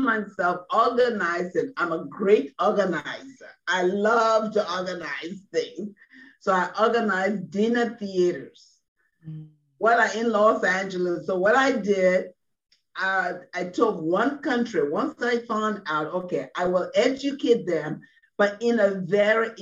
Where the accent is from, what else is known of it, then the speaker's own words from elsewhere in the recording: Liberia; moved away as an adult; now in United States; I'm from Liberia, West Africa